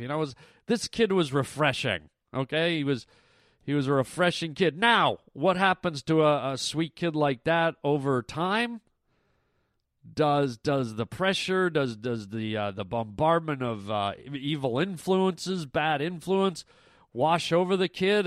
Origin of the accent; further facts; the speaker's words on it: Toronto, Ontario, Canada; now in United States; I was born and raised in Canada